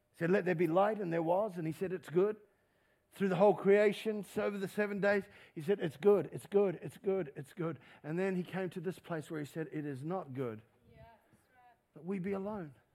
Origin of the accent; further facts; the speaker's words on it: New Zealand; we're a Kiwi